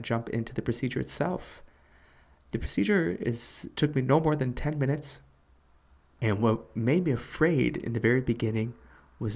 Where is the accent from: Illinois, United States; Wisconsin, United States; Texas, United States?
Illinois, United States; Chicago; moved away; They were asking where I was from. I told them I was from Chicago